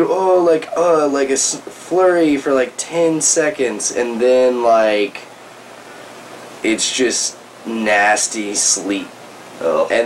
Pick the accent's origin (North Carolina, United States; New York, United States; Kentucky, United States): North Carolina, United States; Charlotte; growing up in Charlotte, I mean, Charlotte's about like 30, 40 minute drive from uh, the border of South Carolina.